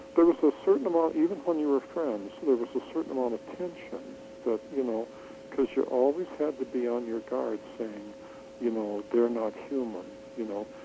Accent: Wisconsin, United States; I'm from Wisconsin

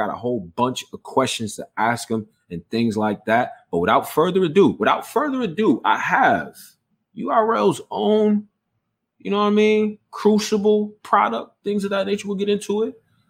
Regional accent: Houston, Texas, United States; born there; I was born in Houston, Texas. All right. So I got a special affinity for the South.

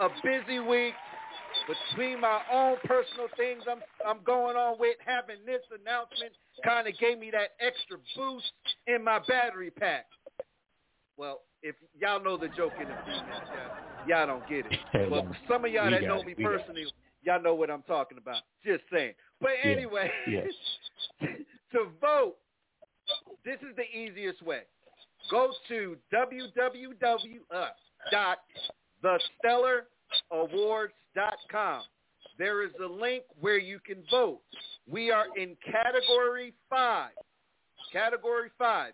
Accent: Plainfield, New Jersey, United States; moved away; my hometown, yes, Plainfield, New Jersey

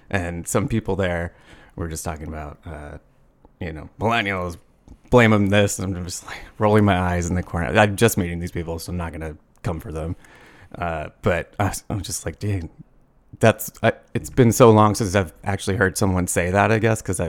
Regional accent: Peoria, Arizona, United States; also born or lived in Phoenix, Arizona / Tempe, Arizona / Scottsdale, Arizona; So I'm from Arizona, born and raised.

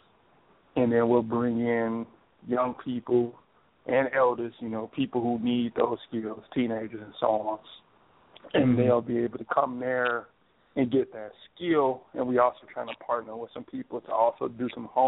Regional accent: Chicago, Illinois, United States; working in my hometown in Chicago

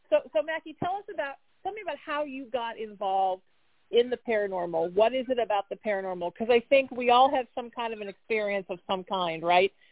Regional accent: Huntington Beach, California, United States; my hometown of Huntington Beach, California.

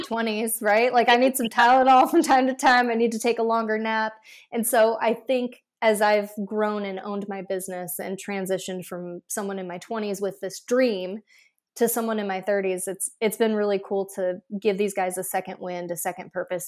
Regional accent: Iowa, United States; I grew up in Iowa

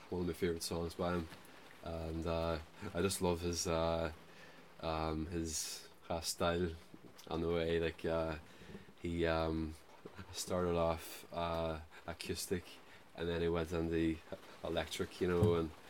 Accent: Derry, Northern Ireland, United Kingdom; I'm from Derry.

